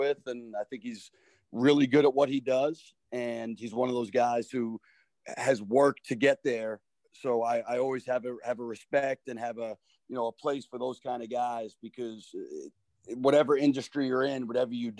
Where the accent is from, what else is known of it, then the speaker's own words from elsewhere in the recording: Long Island, New York, United States; moved away as an adult; now in Rhode Island, United States; growing up in Long Island